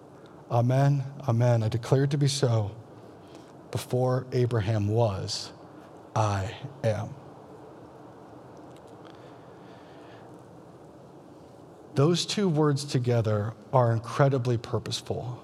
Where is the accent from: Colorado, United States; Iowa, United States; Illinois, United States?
Iowa, United States; I'm from Iowa, and we're all Christians from birth